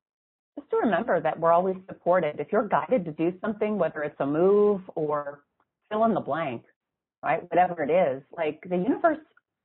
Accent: Midwest, United States; I got Indiana because we're from the Midwest.

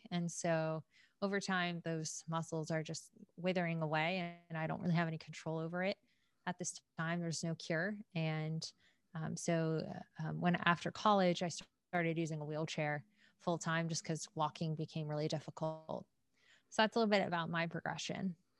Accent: Atlanta, Georgia, United States; born and raised in Atlanta.

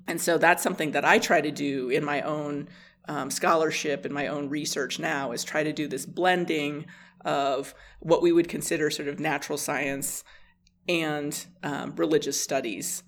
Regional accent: Blackfeet Reservation, Montana, United States; moved away as an adult; also born or lived in Colorado; I grew up on the Blackfeet Reservation

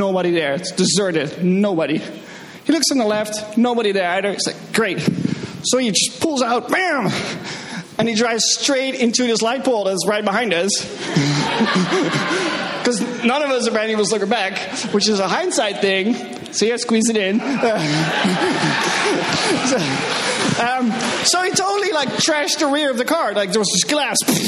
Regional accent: Netherlands; moved away; I'm from the Netherlands

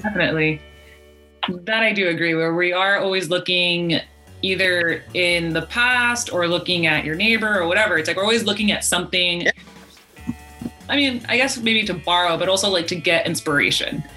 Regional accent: United States; we are American

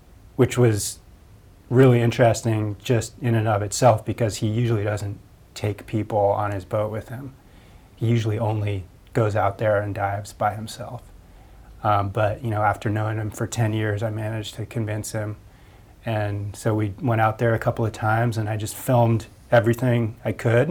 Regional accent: Point Reyes, California, United States; I grew up in Point Reyes, where Ron has lived for the past 20 plus years

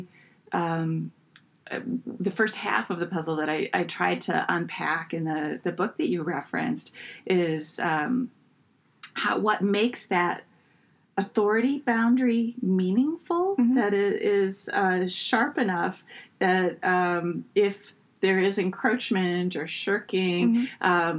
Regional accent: United States; as an American

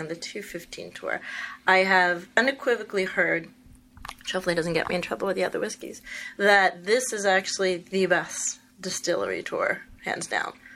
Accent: New York, United States; I'm from New York

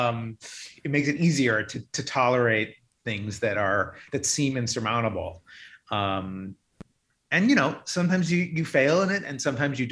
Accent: Ohio, United States; I'm from the Midwest. I grew up in Ohio

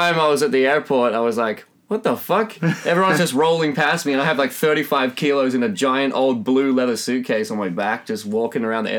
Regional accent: Australia; moved away as an adult; now in Sweden; you can tell by my accent, I'm not Swedish. I'm originally from Australia.

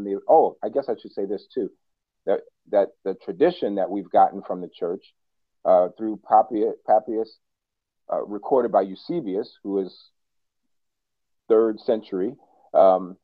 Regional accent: New York, United States; moved away as an adult; also born or lived in Washington, D.C.; now in Minneapolis, United States; I'm a New Yorker who now lives in Minneapolis

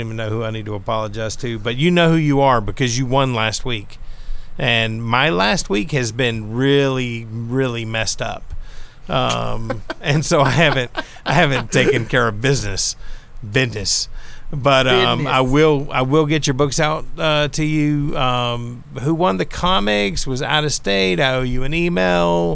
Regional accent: the South, United States; It's not my first language either. I'm from the South

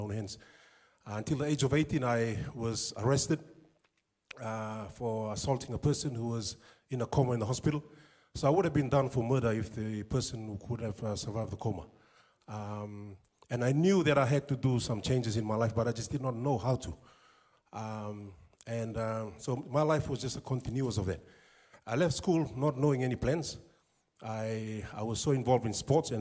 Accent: Suva, Central Division, Fiji; moved away as an adult; also born or lived in Lau Province, Fiji / Christchurch, New Zealand; now in Whangarei, New Zealand; when we grew up in Suva, very basic lifestyle

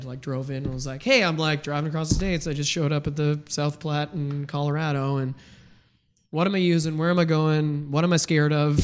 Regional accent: Ottawa, Ontario, Canada; moved away; growing up in Ottawa

